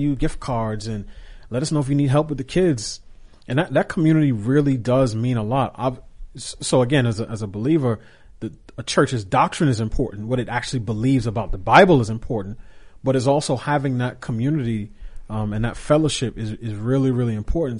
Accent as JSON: {"language": "English", "region": "New York", "country": "United States", "tie": "born or raised there", "said": "as a kid growing up in New York"}